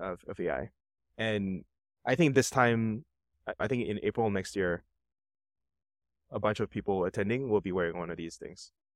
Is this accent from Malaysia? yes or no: no; Singapore; I'm from Singapore.